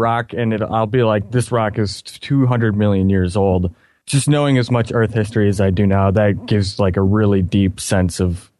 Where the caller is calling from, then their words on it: Michigan, United States; Well, Michigan.